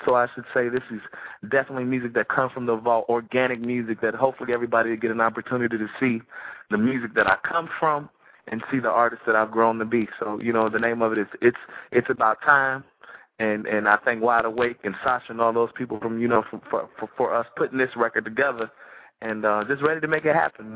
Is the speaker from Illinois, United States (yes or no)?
yes; Chicago, Illinois, United States; moved away as an adult; now in Atlanta, United States; I'm from Chicago. I live in the ATL